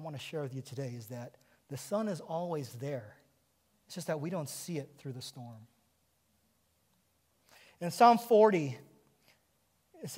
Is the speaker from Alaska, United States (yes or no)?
yes; Kodiak, Alaska, United States; moved away; I grew up on Kodiak Island in Alaska